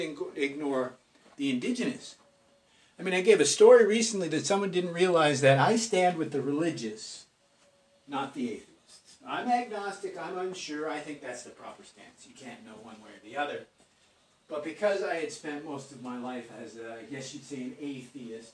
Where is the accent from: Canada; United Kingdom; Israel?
Canada; We're all Canadian